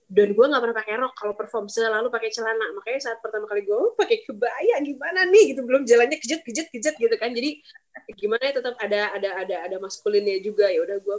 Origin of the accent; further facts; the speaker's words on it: West Java, Indonesia; born there; gue karena lahirnya di tanah Sunda gue bener-bener pengen ya udah tradisional Sunda yang sangat sederhana